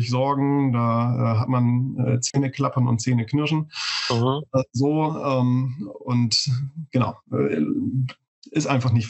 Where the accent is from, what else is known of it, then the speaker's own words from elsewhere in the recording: Bremen, Germany; born there; Ich bin hier in Bremen geboren. Ähm, und äh, ich äh, werde hier wahrscheinlich auch alt werden